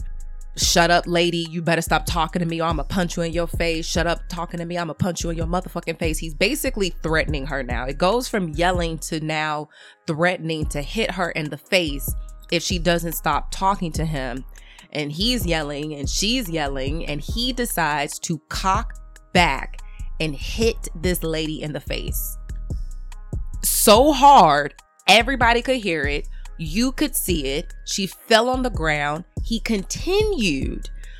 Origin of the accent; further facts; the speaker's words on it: Chicago, Illinois, United States; I'm from the Wild Hunnids